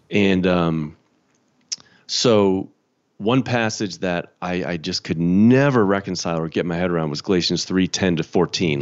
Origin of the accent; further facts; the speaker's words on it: Chicago, Illinois, United States; I'm from Chicago. Grew up in the Chicago suburbs.